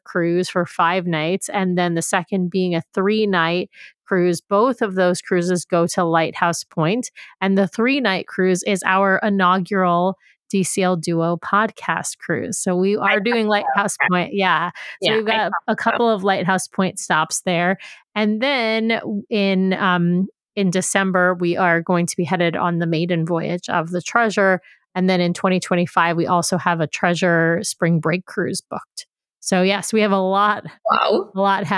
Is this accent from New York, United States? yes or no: yes; New York, United States; now in Seattle, United States; I grew up in New York